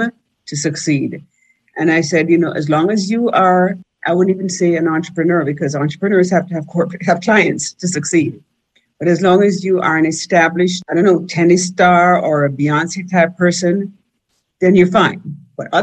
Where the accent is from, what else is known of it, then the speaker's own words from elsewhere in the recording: Jamaica; moved away as an adult; now in United States; I came up here from Jamaica pretty green